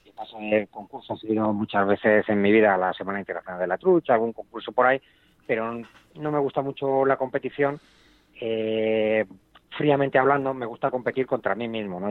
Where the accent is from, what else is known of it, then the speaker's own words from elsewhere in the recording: Spain; now in Chile; yo soy español